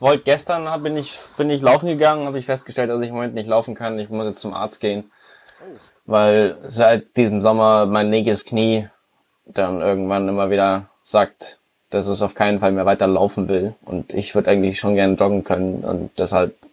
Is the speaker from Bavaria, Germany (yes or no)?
yes; Munich, Bavaria, Germany; wir kommen alle aus Bayern, ich komme aus München